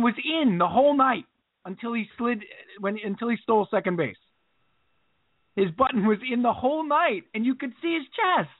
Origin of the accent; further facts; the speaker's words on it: Long Island, New York, United States; I grew up on Long Island and it was the late 80s, early 90s